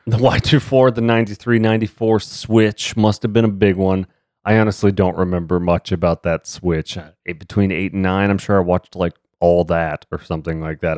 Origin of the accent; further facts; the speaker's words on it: Dallas, Texas, United States; growing up in Dallas, Texas.